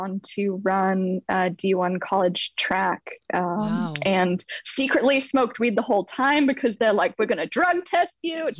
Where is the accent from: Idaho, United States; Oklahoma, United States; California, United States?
California, United States; San Francisco Bay Area; also born or lived in London; Ooh, so I'm originally from London, though my parents moved my brother and I over to the San Francisco Bay Area when we were kids.